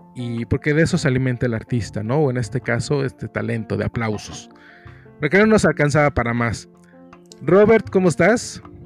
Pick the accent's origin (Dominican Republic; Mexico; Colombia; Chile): Mexico; Mexico City; accent: cantadito; aquí en la Ciudad de México hablamos cantadito.